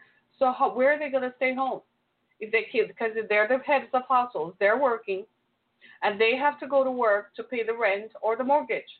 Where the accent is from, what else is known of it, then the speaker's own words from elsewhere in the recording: Michigan, United States; my home state of Michigan